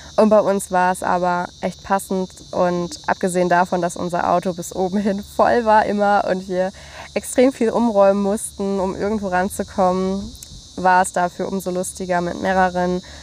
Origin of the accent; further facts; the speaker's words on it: Germany; wir Deutschen